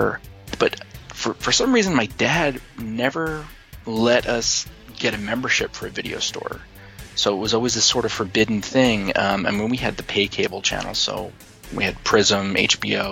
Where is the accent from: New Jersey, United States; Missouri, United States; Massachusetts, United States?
New Jersey, United States; Frenchtown; We had a video store in my hometown of Frenchtown, New Jersey